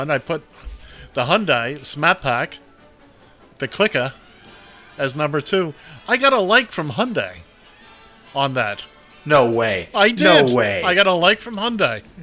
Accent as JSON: {"language": "English", "town": "Kansas City", "country": "United States", "said": "You know, I'm from Kansas"}